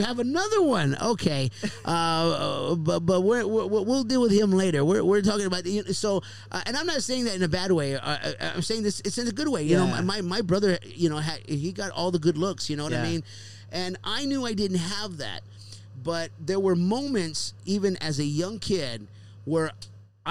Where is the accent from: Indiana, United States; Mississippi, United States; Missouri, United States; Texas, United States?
Texas, United States; Houston; moved away; back home in my hometown in Houston, Texas